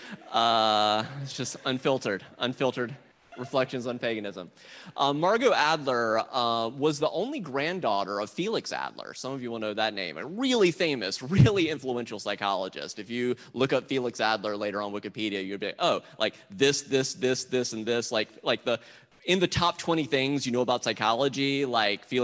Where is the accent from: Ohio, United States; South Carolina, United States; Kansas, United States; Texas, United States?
South Carolina, United States; moved away; I grew up Southern Baptist in South Carolina